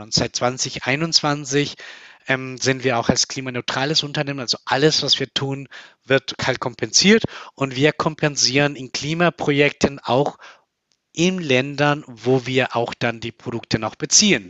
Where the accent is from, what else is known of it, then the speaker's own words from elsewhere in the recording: Colombia; now in Germany; Also ich komme aus Kolumbien, ich komme aus einem Land, wo es viel in der Kultur auch Kakao getrunken wird